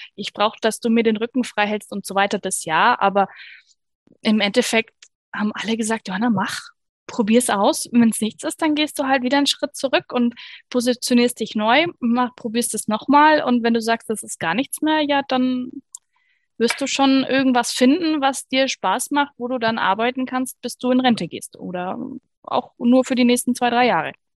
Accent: Bavaria, Germany; bei uns in Bayern

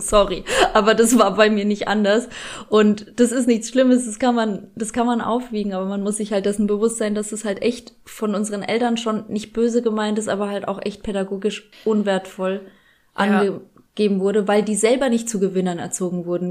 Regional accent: Germany; obwohl ich in Deutschland schon groß geworden bin

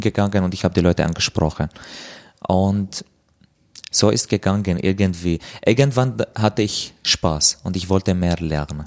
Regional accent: Damascus, Damascus Governorate, Syria; German is a second language; moved away as an adult; now in Austria; komme aus Syrien, äh, aus Damaskus, lebe seit vier Jahren in Österreich

